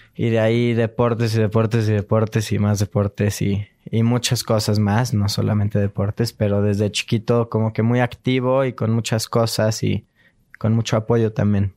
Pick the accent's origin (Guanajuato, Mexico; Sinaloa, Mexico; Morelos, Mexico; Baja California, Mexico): Morelos, Mexico; Cuernavaca; now in Mexico City, Mexico; Nací en Cuernavaca. Ajá y vivo aquí en la Ciudad de México.